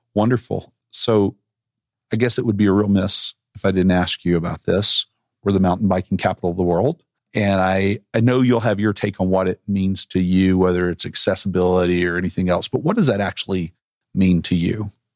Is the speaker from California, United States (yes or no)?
no; Arkansas, United States; moved away as an adult; I left Arkansas and was never coming back